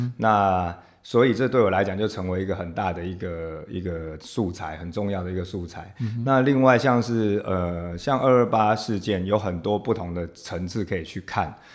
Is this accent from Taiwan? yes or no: yes; Taiwan; first language Taiwanese Hokkien; Chinese is a second language; 其实我最早，因为我是阿嬷带大的嗯。小孩嗯哼。所以是我最早讲的 这个台语就是我的母语嘛